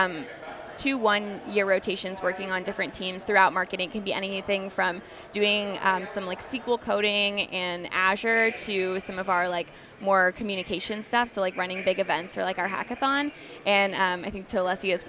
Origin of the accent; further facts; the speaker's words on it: Texas, United States; I was born and raised in Texas